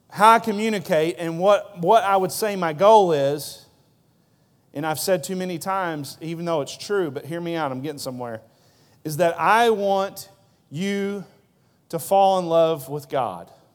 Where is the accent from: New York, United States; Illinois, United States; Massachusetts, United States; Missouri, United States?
Missouri, United States; Broseley; now in Poplar Bluff, United States; I was from Broseley.